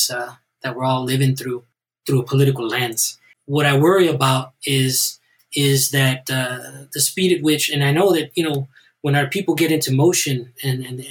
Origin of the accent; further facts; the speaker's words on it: Southern California, United States; I'm a Chicano from Southern California